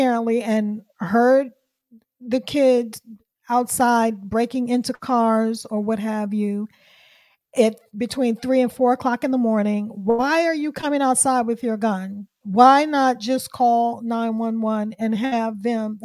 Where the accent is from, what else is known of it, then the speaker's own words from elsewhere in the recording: Washington, District of Columbia, United States; this is D.C. is my hometown. I'm from D.C.